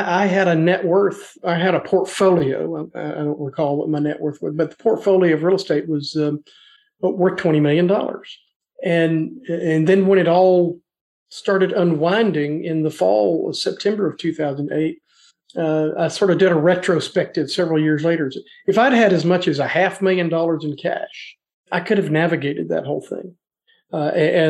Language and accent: English; Nashville, Tennessee, United States; also born or lived in northern Alabama; I grew up in the Nashville area